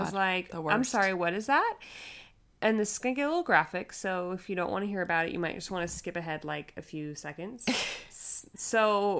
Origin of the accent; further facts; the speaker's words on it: California, United States; We're originally from California. We moved out there for his job, and we got pregnant in Colorado.